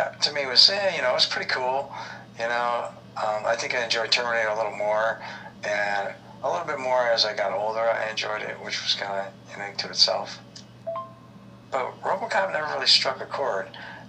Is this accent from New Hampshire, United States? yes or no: no; Detroit, Michigan, United States; I'm from Detroit